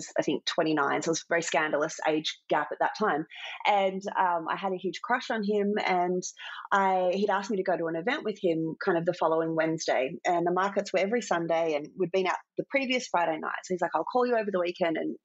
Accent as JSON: {"language": "English", "town": "Port Macquarie", "region": "New South Wales", "country": "Australia", "tie": "born or raised there", "said": "I grew up in Port Macquarie, a small town on the mid-north coast of New South Wales"}